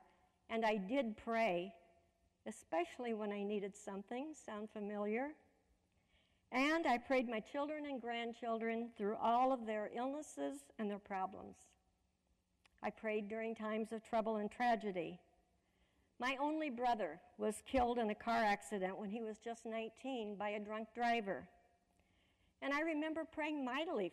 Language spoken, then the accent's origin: English; Fort Madison, Iowa, United States; moved away as an adult; also born or lived in Cedar Rapids, Iowa; now in Louisville, United States; I was raised in Fort Madison, Iowa, right on the Mississippi River, in an interfaith home